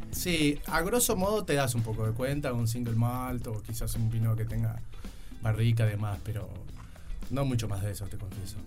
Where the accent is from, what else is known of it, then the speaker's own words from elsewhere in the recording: Montevideo, Uruguay; also born or lived in Young, Río Negro, Uruguay; Bien uruguayo, nacido y criado en Uruguay